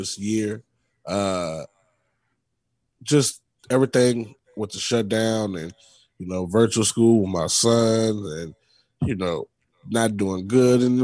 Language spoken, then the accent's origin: English; New Orleans, Louisiana, United States; also born or lived in Bay Area, California; now in Houston, United States; being from New Orleans